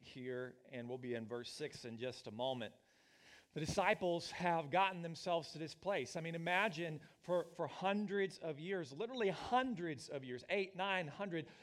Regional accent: Oklahoma, United States; moved away as an adult; also born or lived in Missouri / Northeast Ohio; We're both from the lower Midwest. I'm from Oklahoma

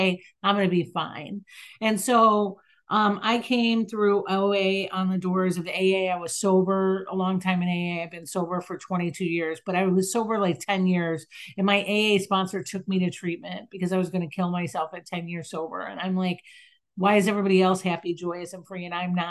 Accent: Chicago, Illinois, United States; I'm in Chicago. I'm from Chicago.

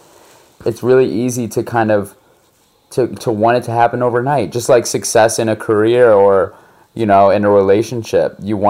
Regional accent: France; also born or lived in United States; You know, I grew up in Europe, in France, and so I was always really like, and I would get jumped for being American

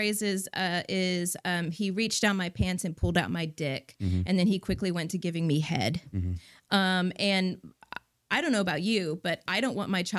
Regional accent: California, United States; moved away as an adult; I grew up in Northern California, moved to Texas in 2010.

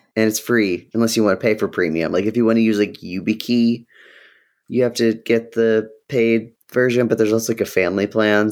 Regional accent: Ohio, United States; I was born in Ohio

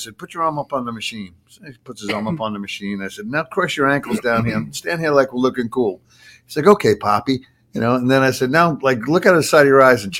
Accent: Patchogue, New York, United States; moved away; where I grew up in Patchogue, it's a hopping joint, man.

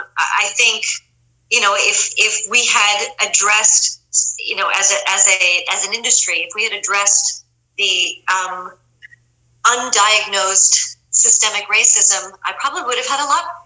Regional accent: Lugano, Ticino, Switzerland; born there; no, I was born in Lugano, Switzerland.

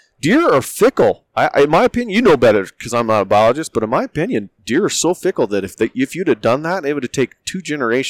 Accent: Jackson, Wyoming, United States; moved away; when we were growing up in Jackson, it was a small, small town.

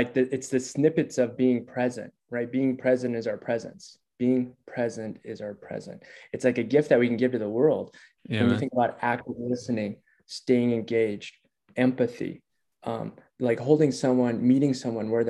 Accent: Minneapolis, Minnesota, United States; moved away as an adult; now in Denver, United States; Minneapolis. Yeah, I grew up, born and raised in Minneapolis.

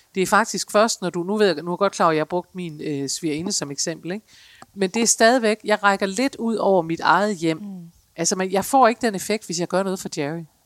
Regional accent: Denmark; særligt som danskere

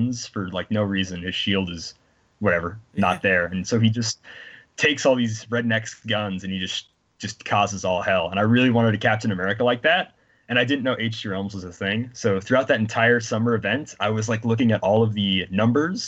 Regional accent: South Dakota, United States; South Dakota.

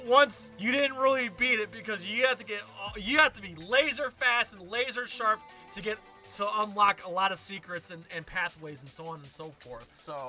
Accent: New York, United States; as a New Yorker

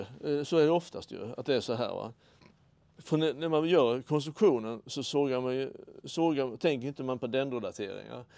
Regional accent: Karlshamn, Blekinge, Sweden; där jag växte upp hos mor och far

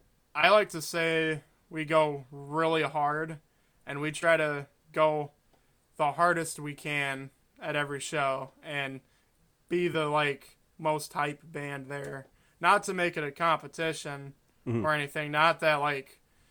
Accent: Michigan, United States; also born or lived in Tennessee; I'm from Michigan

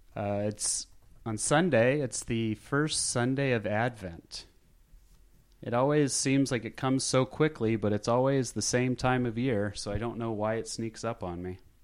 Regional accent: Scottsdale, Arizona, United States; now in Los Angeles, United States; growing up in Scottsdale, Arizona

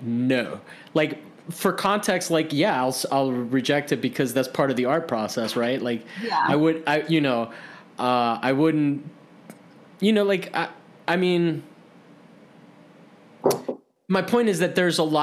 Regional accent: Miami, Florida, United States; I grew up in Miami, you know, that's where I went to high school

